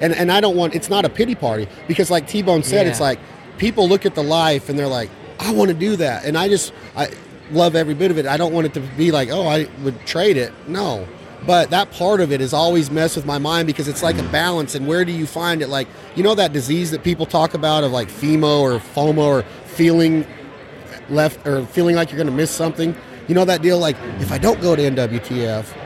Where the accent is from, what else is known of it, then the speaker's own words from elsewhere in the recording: Nevada, United States; I'm from Nevada